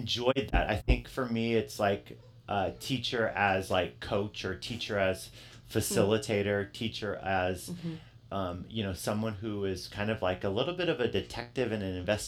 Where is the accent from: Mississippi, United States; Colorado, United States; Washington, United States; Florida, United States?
Washington, United States; Yakima; I grew up in in Yakima, and I grew up in a school district that both my sisters, who are older than me, they both graduated from